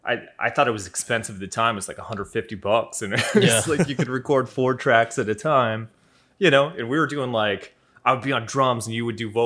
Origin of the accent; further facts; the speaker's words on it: Ireland; I am Irish, too